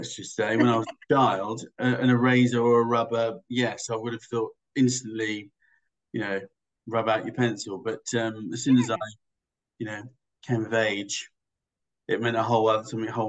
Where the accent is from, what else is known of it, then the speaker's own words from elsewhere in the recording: England, United Kingdom; now in Australia; when I came over here from England